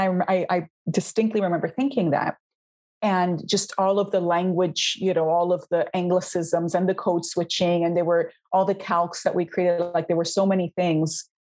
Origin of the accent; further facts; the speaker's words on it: Hialeah, Florida, United States; moved away as an adult; also born or lived in Miami, Florida; now in Spain; So I was born quite a few decades ago in Miami, Florida, but I in a hospital in Miami, Florida, but I'm from Hialeah, Florida, very proudly, La Ciudad que Progresa. And it's, especially when I was born, but even so now, it's 90% Cuban.